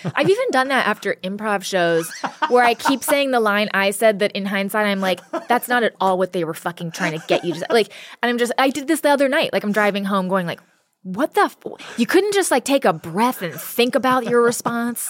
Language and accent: English; Ojai, California, United States; I grew up in Ojai